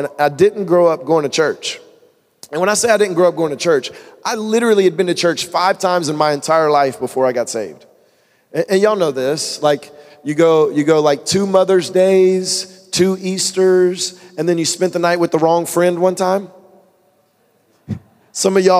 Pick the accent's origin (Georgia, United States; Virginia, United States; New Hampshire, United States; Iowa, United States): Georgia, United States; Woodstock; I'm actually originally from Woodstock, Georgia, which is north of Atlanta.